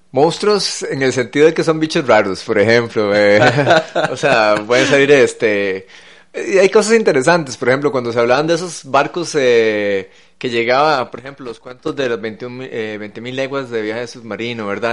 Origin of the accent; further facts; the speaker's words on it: San José, Costa Rica; como josefinos, que vivir en una capital, alejado de la costa